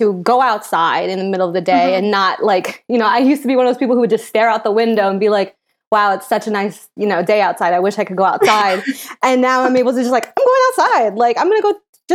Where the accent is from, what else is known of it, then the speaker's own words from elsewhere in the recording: upstate New York, United States; I'm originally from New York. I was from upstate New York. And then I moved into the city